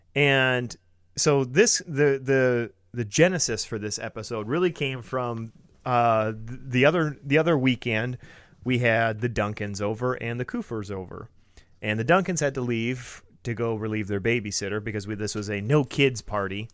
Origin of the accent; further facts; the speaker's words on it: Metamora, Michigan, United States; I grew up in Metamora Lapeer area